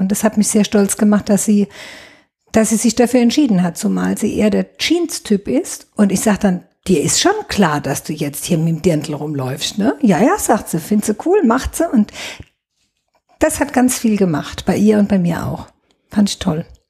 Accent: Neustadt an der Weinstraße, Rhineland-Palatinate, Germany; Ich bin gebürtige Neustadterin, komme mhm. aus dem Afrika-Viertel. Das ist Luftlinie drei Kilometer von hier, direkt hinterm Leibniz-Gymnasium steht mein Elternhaus und bin hier auch nie weggegangen

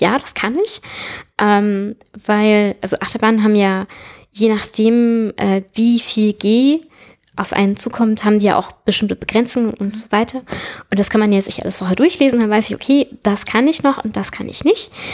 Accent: Southern Germany, Germany; moved away as an adult; ich komme aus Süddeutschland, aus einer Kleinstadt

